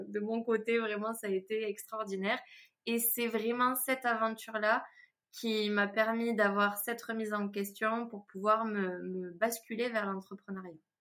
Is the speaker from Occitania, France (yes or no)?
yes; Toulouse, Occitania, France; je suis toulousaine, vous devez euh, sûrement l'entendre